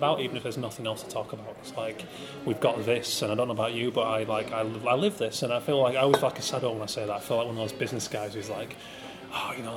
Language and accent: English; Yorkshire and the Humber, United Kingdom; I come from Yorkshire